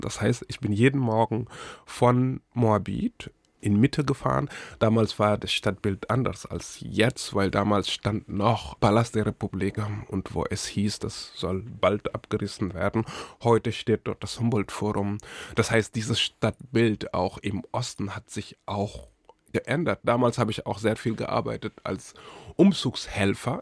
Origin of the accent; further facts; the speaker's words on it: Senegal; German is a second language; moved away as an adult; now in Berlin, Germany; Geboren bin ich im Senegal und aufgewachsen. Ich habe in Senegal gelebt bis 2002.